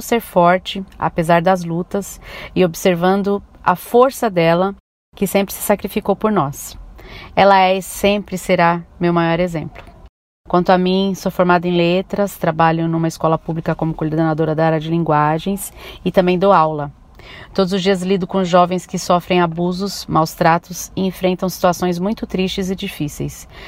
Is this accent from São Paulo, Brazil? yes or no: yes; São Paulo, Brazil; sou da cidade de São Paulo